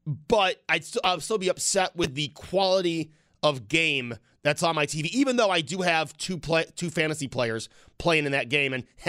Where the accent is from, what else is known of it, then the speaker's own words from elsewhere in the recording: Amherst, New York, United States; where I grew up in Amherst.